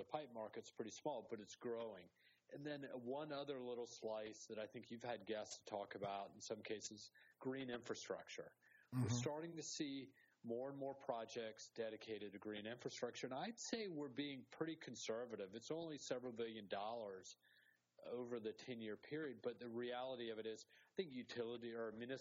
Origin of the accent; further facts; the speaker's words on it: Charleston, South Carolina, United States; moved away; I'm from Charleston, South Carolina originally